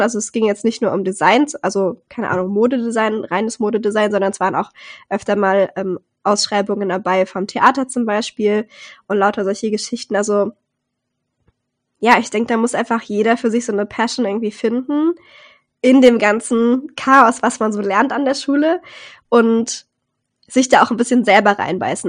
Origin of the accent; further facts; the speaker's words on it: Rhineland-Palatinate, Germany; ich komme ja aus Rheinland-Pfalz und da haben wir sehr, sehr viele Tanzgruppen